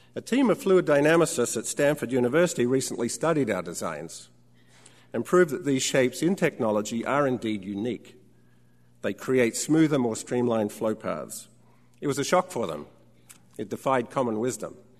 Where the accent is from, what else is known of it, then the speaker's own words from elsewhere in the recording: Australia; When I was a child growing up in Australia